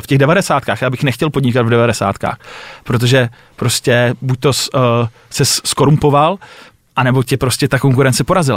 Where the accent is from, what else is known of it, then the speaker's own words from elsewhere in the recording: Czechia; my jako Češi